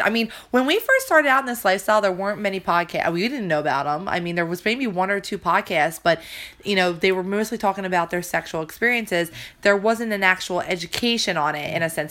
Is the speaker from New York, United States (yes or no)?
no; New Jersey, United States; accent: Jersey; it's my Jersey accent.